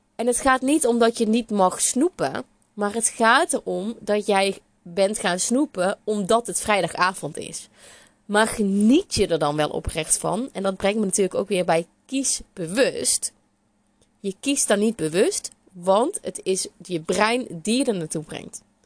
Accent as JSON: {"language": "Dutch", "region": "North Brabant", "country": "Netherlands", "accent": "Brabant", "said": "ik ben een Bourgondische Brabander. Dat hoor je misschien ook nog wel aan mijn accent"}